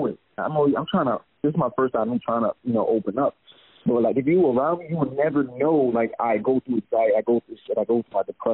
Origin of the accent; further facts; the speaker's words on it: New York City, New York, United States; moved away as an adult; now in Brooklyn, United States; Right now I'm in Brooklyn, but I'm from the Bronx.